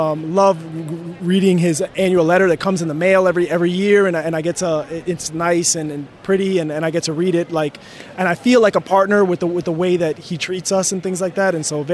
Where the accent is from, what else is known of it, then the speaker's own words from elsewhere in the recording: Minneapolis, Minnesota, United States; I'm from Minneapolis, Minnesota.